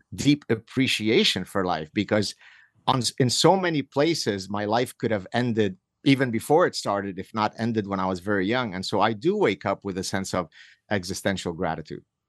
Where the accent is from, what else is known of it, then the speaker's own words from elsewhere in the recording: Lebanon; moved away; I grew up in Lebanon where we were part of the last remaining, uh, group of Jews that had not left Lebanon